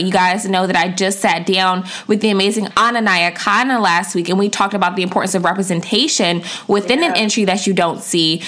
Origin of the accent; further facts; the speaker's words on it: DMV, United States; we're both from the DMV